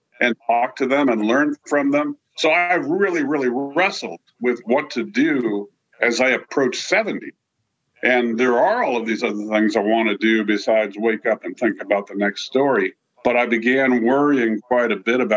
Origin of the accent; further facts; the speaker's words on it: San Francisco Bay Area, California, United States; I grew up in the San Francisco Bay Area